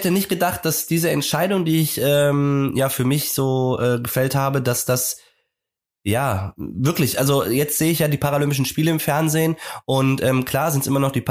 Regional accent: Bavaria, Germany; now in Hamburg, Germany; aber ich komme aus Bayern. Nee, ich komme gar nicht aus Bremen, stimmt.

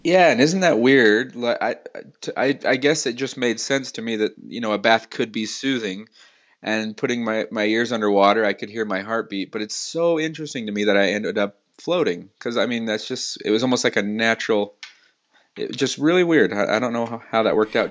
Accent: Salt Lake City, Utah, United States; also born or lived in Los Angeles / San Francisco; born and raised in Salt Lake

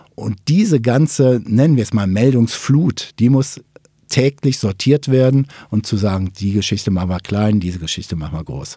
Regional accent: Ruhr area, North Rhine-Westphalia, Germany; Ich komme ja aus dem Ruhrgebiet

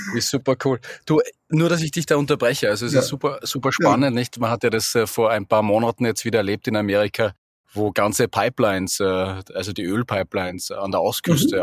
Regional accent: Austria; Bei uns in Österreich wird es ja schon ein bisschen kälter

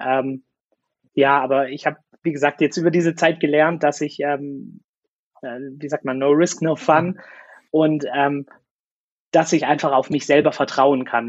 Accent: Swabia, Germany; ich fühle mich als Deutscher, ja, und auch als Schwabe und ich bin gerne hier

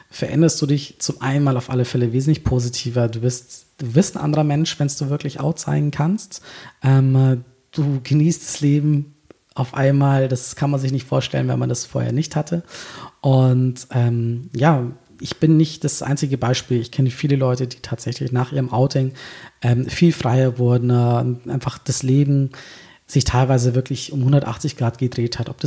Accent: Berlin, Germany; ich bin ja, ich bin ja echte Berlinerin.

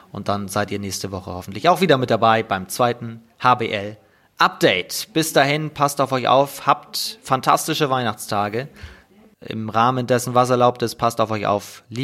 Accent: Netherlands; German is a second language; Ich bin das als Holländer eigentlich gar nicht gewohnt

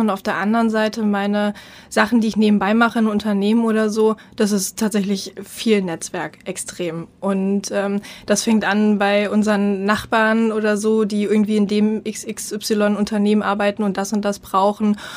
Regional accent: East Germany, Germany; ich komme aus dem Osten

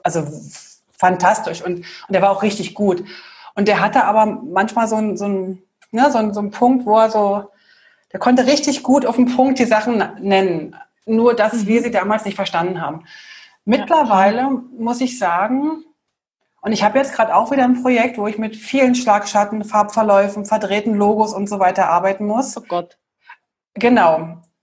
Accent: Berlin, Germany; ich bin in Berlin aufgewachsen, Bahnhof Zoo

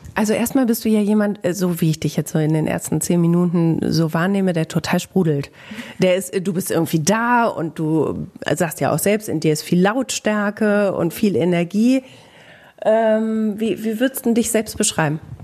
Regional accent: Bielefeld, North Rhine-Westphalia, Germany; Im echten Leben komme ich aus Bielefeld, arbeite beim Radio

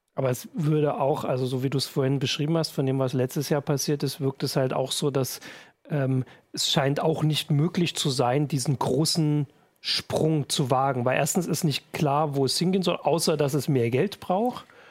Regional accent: the East, eastern Germany, Germany; in unserem Informatikunterricht durchaus auch so war. So in den neunzigern gab's, äh, sehr viele Schüler, die, glaub ich, äh, den Lehrern bei Informatik ein bisschen voraus waren. Zumindest bei uns im Osten

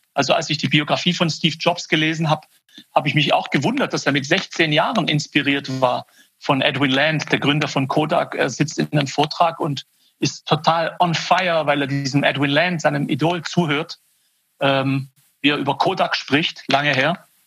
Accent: Swabia, near Stuttgart, Baden-Württemberg, Germany; accent: Swabian; ich bin quasi als persischer Kerle geboren im Schwaberländle. Und da bin ich auch aufgewachsen. Meine Eltern sind aus dem Iran äh, Ende der 60er Jahre nach Deutschland gekommen. Da bin ich hier in der Nähe von Stuttgart geboren

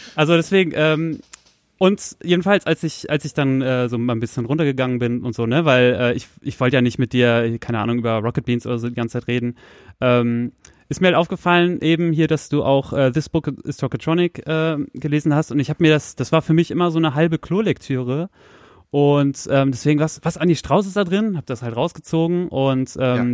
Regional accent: Soltau, Lower Saxony, Germany; moved away; meine alte Heimatstadt Soltau

